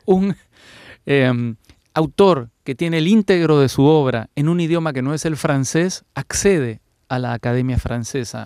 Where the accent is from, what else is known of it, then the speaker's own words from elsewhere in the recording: Peru; Fernando y yo somos peruanos